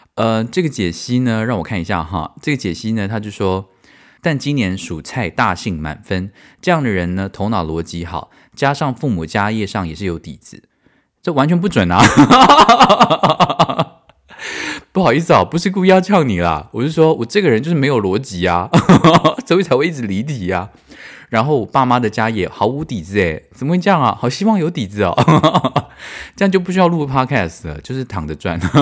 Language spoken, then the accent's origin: Chinese; Tainan, Taiwan; moved away as an adult; also born or lived in Paris, France; now in Germany; 我们台南人早餐都吃什么